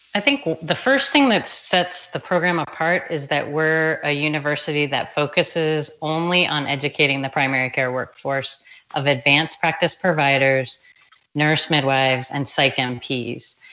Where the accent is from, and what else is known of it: Anne Arundel County, Maryland, United States; born or raised there; moved away as an adult; now in Tucson, United States